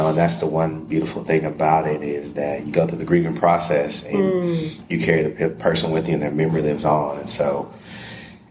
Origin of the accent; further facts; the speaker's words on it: Corsicana, Texas, United States; moved away as an adult; also born or lived in Abilene, Texas; now in Los Angeles, United States; I am from Corsicana, Texas, which is about 45 miles south of Dallas. And as you would say, a country boy